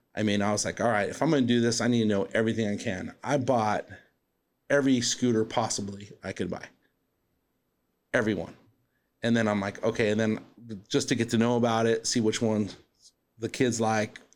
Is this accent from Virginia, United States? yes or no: no; Southern California, United States; moved away as an adult; also born or lived in East Los Angeles, California / Chino, California; now in Arizona, United States; growing up in Southern California, I grew up about 45 minutes from the beach